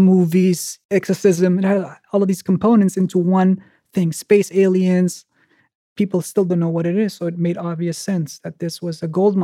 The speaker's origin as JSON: {"language": "English", "country": "Denmark", "tie": "born or raised there", "also_born_or_lived": "Bulgaria", "said": "then they moved to Denmark in hope of a better life"}